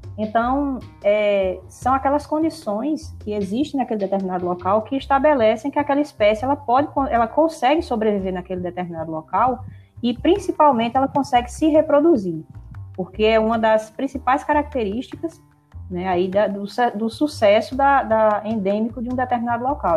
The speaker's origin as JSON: {"language": "Portuguese", "area": "Brazilian semi-arid", "region": "Northeast Brazil", "country": "Brazil", "tie": "born or raised there", "said": "o semiárido é a minha casa. É onde eu nasci, é onde eu cresci"}